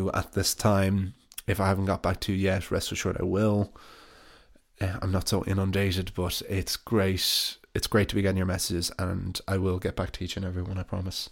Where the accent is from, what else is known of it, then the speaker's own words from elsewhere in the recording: Ireland; It's an interesting aspect of being Irish always